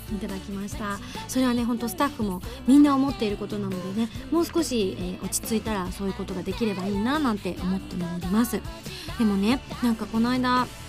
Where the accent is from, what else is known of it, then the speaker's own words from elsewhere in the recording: Yamaguchi, Japan; 自分がねあの生まれ育った山口の実家のある場所